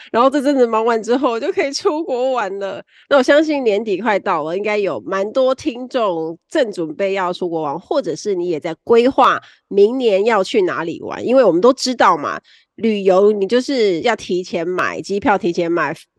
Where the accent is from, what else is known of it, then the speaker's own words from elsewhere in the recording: Kaohsiung, Taiwan; 我是高雄人。